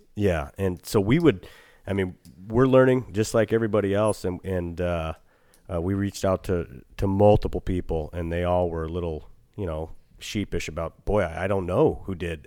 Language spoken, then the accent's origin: English; Eagle River, Alaska, United States; growing up in Eagle Wood, uh, up above